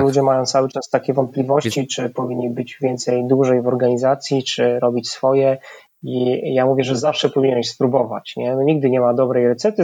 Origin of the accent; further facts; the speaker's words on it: Tarnów, Lesser Poland, Poland; moved away as an adult; also born or lived in Kraków; now in Warsaw, Poland; w Tarnowie, gdzie, gdzie się urodziłem, skąd pochodzę